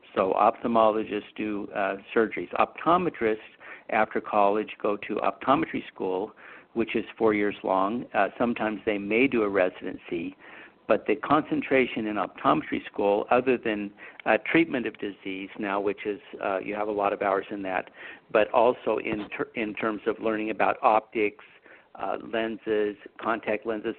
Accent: Utah, United States; also born or lived in Idaho; I was born in Idaho. I grew up in Utah

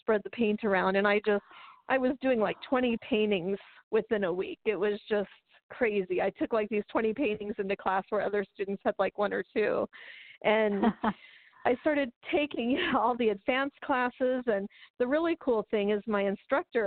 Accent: Antelope Valley, California, United States; also born or lived in Texas / Northridge, California; I grew up in the desert, in the high desert up there

